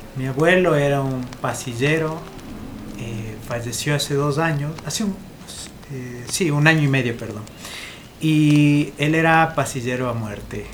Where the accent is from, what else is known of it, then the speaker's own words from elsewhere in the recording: Ibarra, Imbabura, Ecuador; also born or lived in Edinburgh, Scotland; soy de Ibarra